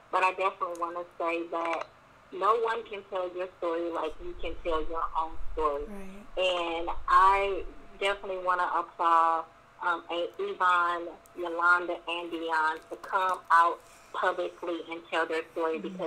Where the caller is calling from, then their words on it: Houston, Texas, United States; I'm calling from Houston, Texas.